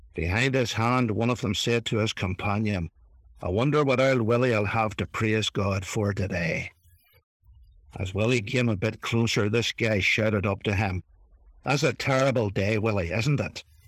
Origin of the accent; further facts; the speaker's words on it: Ireland; accent: Irish; my Irish accent